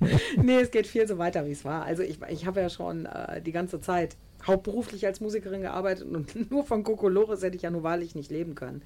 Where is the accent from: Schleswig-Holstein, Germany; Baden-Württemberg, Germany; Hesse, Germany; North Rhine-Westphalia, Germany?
North Rhine-Westphalia, Germany; Düsseldorf; bei uns in Düsseldorf